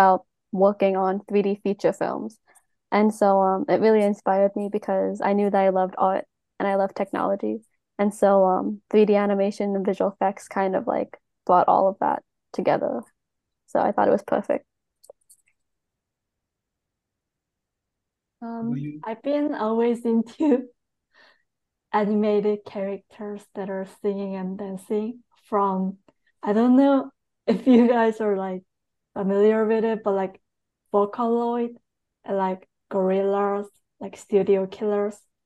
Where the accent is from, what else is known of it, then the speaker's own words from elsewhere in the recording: Long Island, New York, United States; I was raised on Long Island, New York